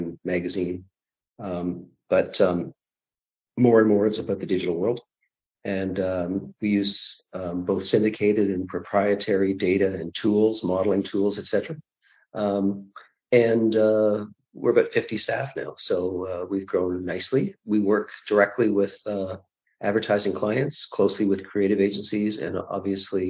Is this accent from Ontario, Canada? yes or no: yes; Toronto, Ontario, Canada; also born or lived in Prince Edward Island; Toronto. I was born in Toronto in 1955 and my parents were from Toronto as well.